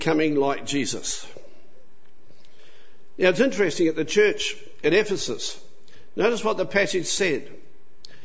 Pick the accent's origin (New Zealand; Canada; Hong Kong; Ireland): New Zealand; now in Australia; I had the unfortunate lot to be born in New Zealand. So I'm a Kiwi